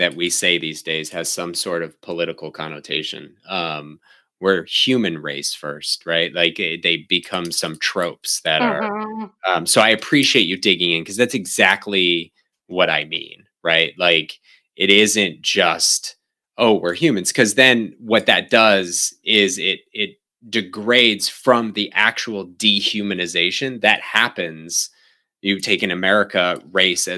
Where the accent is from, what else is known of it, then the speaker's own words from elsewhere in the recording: Northeast, United States; also born or lived in Chicago; now in Cleveland, United States; I grew up in the Northeast.